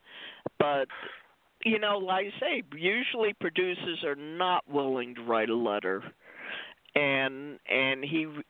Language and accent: English; Saranac Lake, New York, United States; moved away; I'm from Saranac Lake, New York, and when I go back to visit my parents